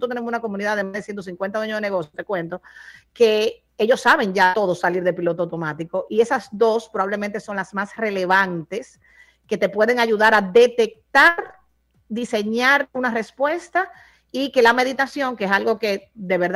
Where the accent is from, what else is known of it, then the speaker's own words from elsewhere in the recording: Dominican Republic; now in Miami, United States; Mira, como yo vivo en Miami, pero como dominicana voy como una vez al trimestre